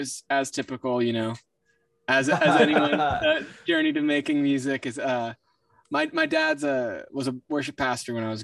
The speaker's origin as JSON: {"language": "English", "town": "Cincinnati", "region": "Ohio", "country": "United States", "said": "Cincinnati, Ohio"}